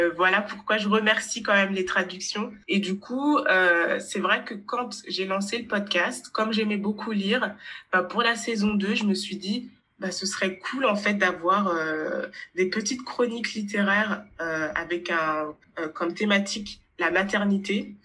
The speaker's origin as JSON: {"language": "French", "area": "Haute-Savoie", "region": "Auvergne-Rhône-Alpes", "country": "France", "moved": "yes", "lives_now": "Paris, France", "said": "je viens de Haute-Savoie, dans 1974. 74. Du coup, euh, c'est vers Annecy"}